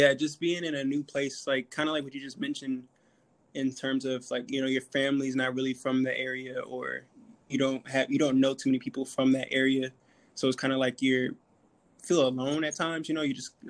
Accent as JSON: {"language": "English", "region": "Virginia", "country": "United States", "tie": "born or raised there", "moved": "as an adult", "lives_now": "New York City, United States", "said": "Born and raised in Virginia, you know, 804."}